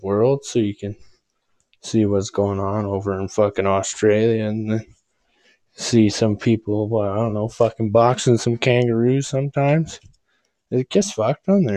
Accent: near Grande Prairie, northern Alberta, Canada; I'm from, like, you know where Grand Prairie is?

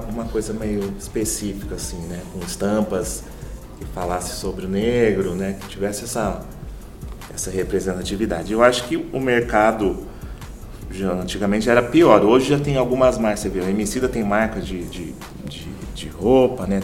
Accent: São Paulo, Brazil; moved away as an adult; now in Campo Grande, Brazil; Sou de São Paulo e vim trabalhar aqui em Campo Grande, e vim mudei para Campo Grande.

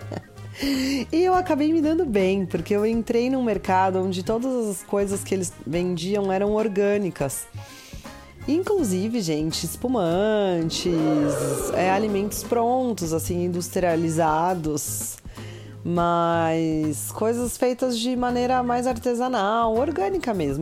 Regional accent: Brazil; pra gente aqui do Brasil

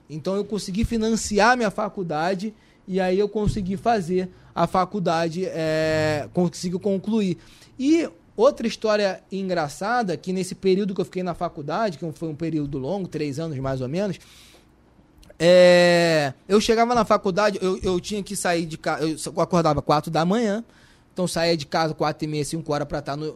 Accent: Salvador, Bahia, Brazil; Eu sou de Salvador.

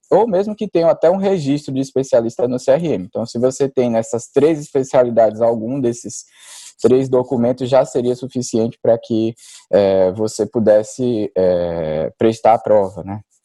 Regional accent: Maceió, Alagoas, Brazil; moved away as an adult; now in São Paulo, Brazil; eu sou natural de Maceió, na verdade. Eu acabei vindo para São Paulo para fazer residência e continuei aqui.

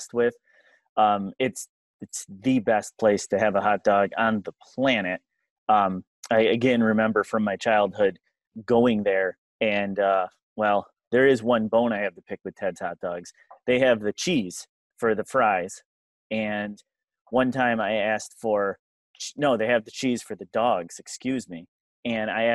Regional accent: Buffalo, New York, United States; moved away; I'm in from Buffalo

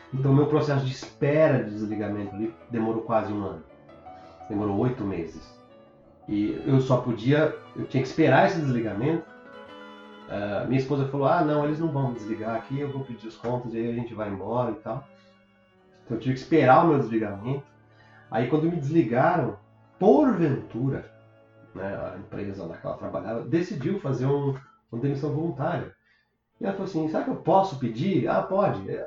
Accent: Brazil; moved away as an adult; now in Toronto, Canada; eu saí do Brasil

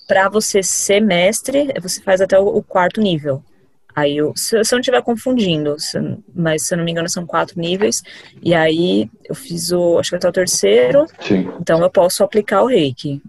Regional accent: Diadema, São Paulo, Brazil; Sou aqui de Diadema, São Paulo

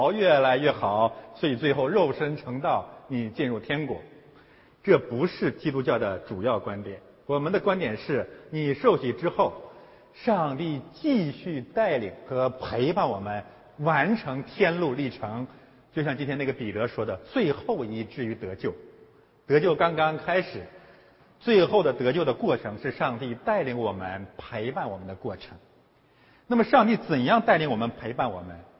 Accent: China; now in Canada; 对于中国移民来讲呢，我们从中国来到了加拿大

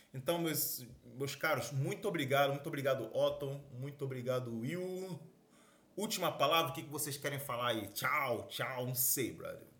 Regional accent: Brazil; também sou brasileiro

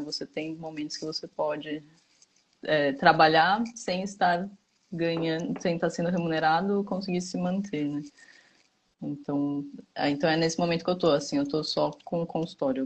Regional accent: São Paulo, Brazil; moved away as an adult; now in Campinas, Brazil; eu sou de São Paulo originalmente, aí fui fazer faculdade em Campinas e optei por ficar em, em Campinas

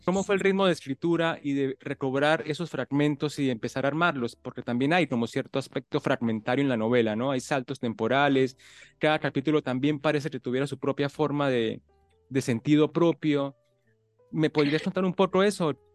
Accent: Colombia; yo soy colombiano

